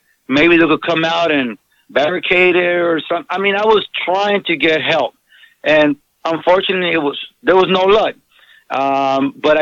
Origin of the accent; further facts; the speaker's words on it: Southern California, United States; born and raised in Southern California in the hood